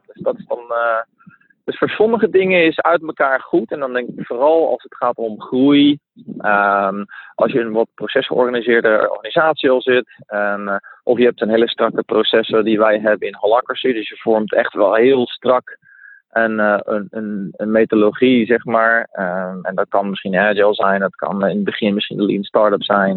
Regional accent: Netherlands; moved away as an adult; also born or lived in Mexico; now in Spain; Ik ben geboren in Nederland.

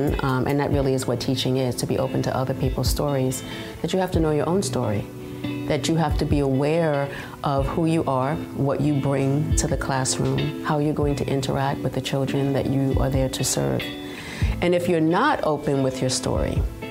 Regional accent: New York City, New York, United States; I was born in the Bronx

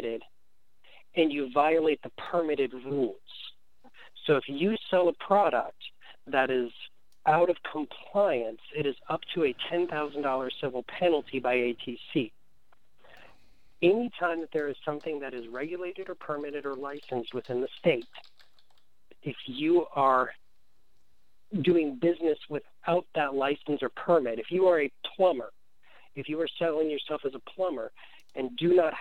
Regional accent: Indiana, United States; Indiana, my home state where I was born and raised

